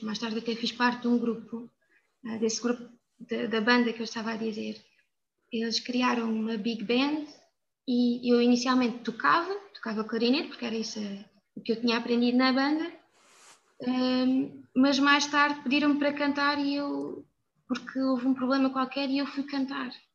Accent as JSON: {"language": "Portuguese", "area": "São Miguel de Machede", "region": "Alentejo", "country": "Portugal", "tie": "born or raised there", "said": "eu vivi numa aldeia muito pequena, que é São Miguel de Machado, é de Évora, mas que é, é muito rica, principalmente na minha altura, quando eu era pequena"}